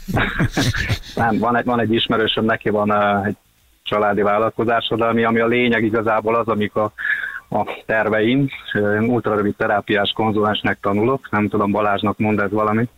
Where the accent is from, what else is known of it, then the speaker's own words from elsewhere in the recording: Békés, Hungary; hajrá békés megyébe, onnan származom